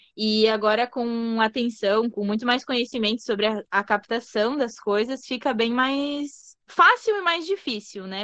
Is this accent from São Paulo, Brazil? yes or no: no; São Borja, Rio Grande do Sul, Brazil; now in Bento Gonçalves, Brazil; Eu sou natural de São Borja, que é tipo interior do interior do estado do Rio Grande do Sul, divisa com a Argentina já. Então, em 2009 eu me mudei para cá com a minha família, enfim. E aí ainda tava, tinha 11 anos